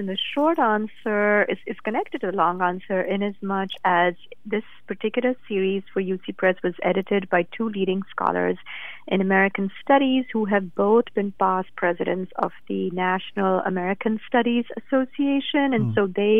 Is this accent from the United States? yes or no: no; India; moved away; I grew up in India